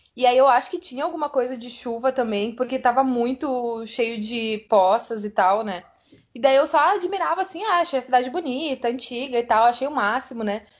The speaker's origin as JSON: {"language": "Portuguese", "region": "South Region", "country": "Brazil", "said": "aqui no sul a gente vive"}